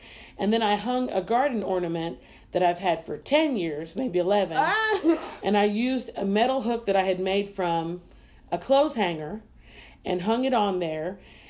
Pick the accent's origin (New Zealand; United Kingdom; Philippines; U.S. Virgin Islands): U.S. Virgin Islands; And I wanted something that reminds me of home. I'm from the Virgin Islands.